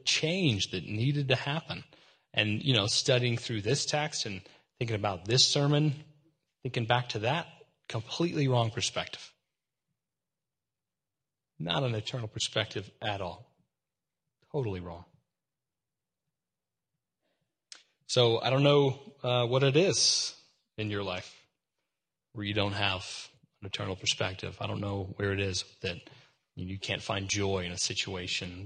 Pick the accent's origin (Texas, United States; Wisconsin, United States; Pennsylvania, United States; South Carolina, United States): Texas, United States; I'm from Texas